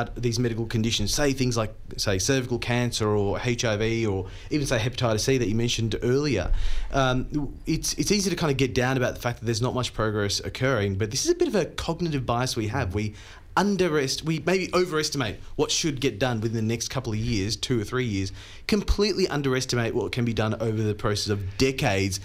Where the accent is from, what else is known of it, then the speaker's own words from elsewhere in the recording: India; moved away; growing up in India